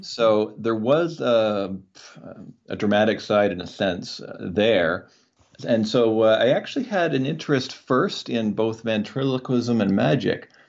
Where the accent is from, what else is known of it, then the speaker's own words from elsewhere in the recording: Canada; as a Canadian